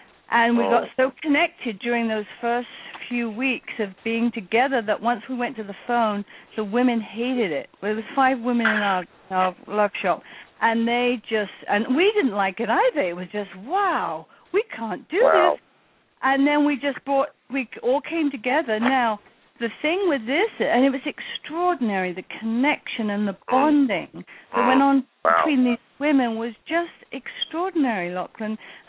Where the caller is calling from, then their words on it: Brooklyn, New York, United States; I'm from Brooklyn.